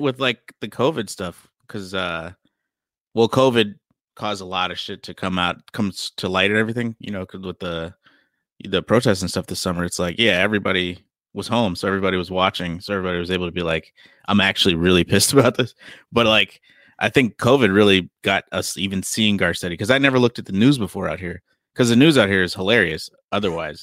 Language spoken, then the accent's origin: English; Chicago, Illinois, United States; now in Los Angeles, United States; I'm from Chicago